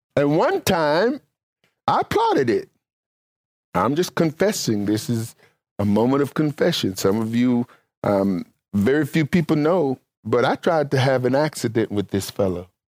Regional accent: Mississippi, United States; I'm from Mississippi

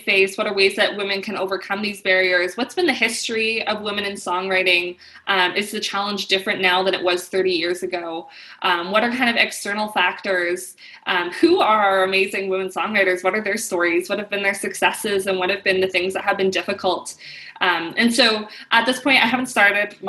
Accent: about an hour outside of Toronto, Ontario, Canada; I'm Canadian. I live about an hour outside of Toronto, or that's where I grew up

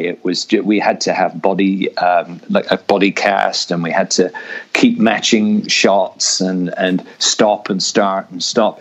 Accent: Oxford, South East England, United Kingdom; moved away as an adult; I was born in Oxford

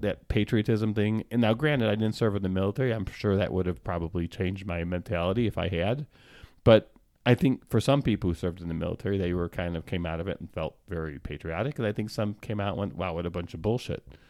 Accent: United States; I happen to be born here, and I'm an American

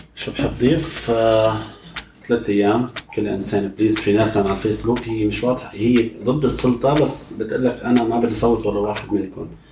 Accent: Lebanon; moved away; نحن بلبنان

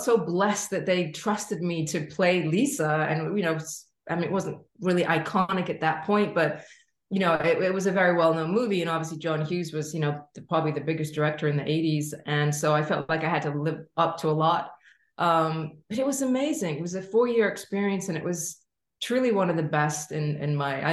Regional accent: London, United Kingdom; moved away as an adult; also born or lived in New York; I grew up in London

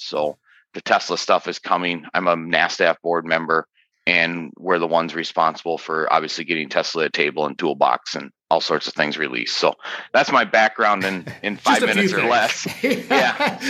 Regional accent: Minnesota, United States; also born or lived in Michigan; I did grow up in Minnesota. I moved around a little bit, but I grew up in Minnesota.

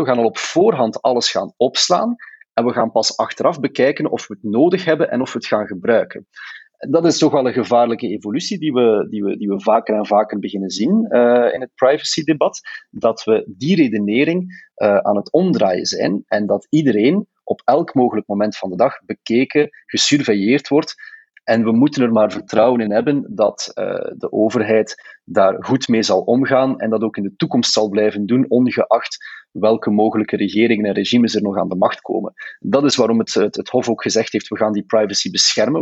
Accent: Belgium; als Belgen

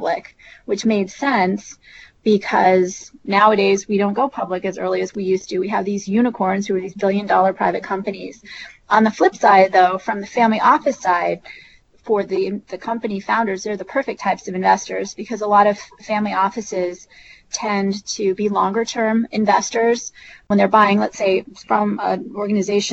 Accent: Silicon Valley, California, United States; So I'm originally from Silicon Valley. And so I grew up in the land of the venture capitalists

